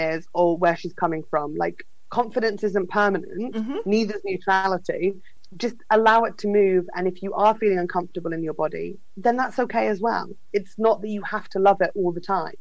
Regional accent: Fleet, South East England, United Kingdom; my hometown, which is Fleet in Northeast Hampshire

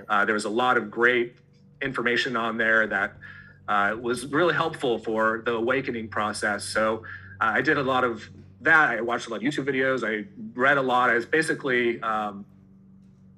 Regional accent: Santa Cruz, California, United States; I grew up in the Bay Area, Santa Cruz, California

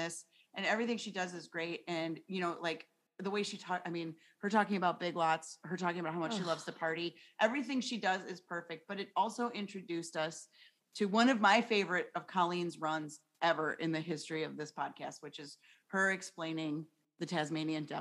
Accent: Cleveland, Ohio, United States; We're both from Cleveland

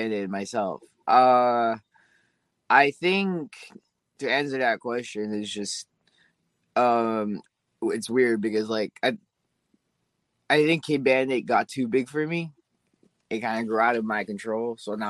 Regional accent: Alaska, United States; I was from Alaska, so being stationed back in Alaska was cool

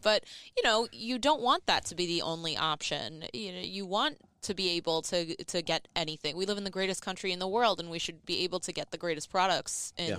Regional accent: New York City, New York, United States; I was born and raised in Brooklyn, New York, in a huge Italian enclave.

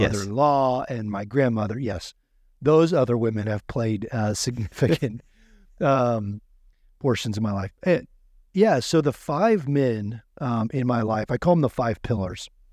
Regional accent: Oklahoma, United States; moved away as an adult; I grew up in Oklahoma. um, twenty-two years. Born and raised there.

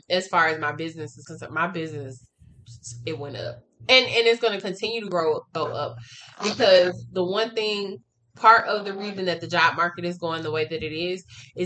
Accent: Atlanta, Georgia, United States; moved away; I'm from Atlanta. I don't live in Atlanta anymore, but I'm from Atlanta, Georgia

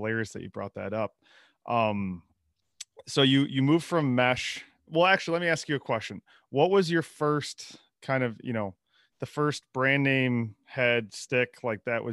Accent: Midwest, United States; growing up in the Midwest, we didn't have a lot of options

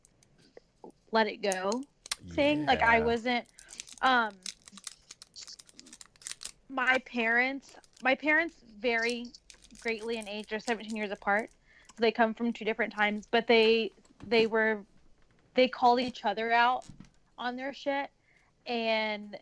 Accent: United States; I'm brown and I'm from America

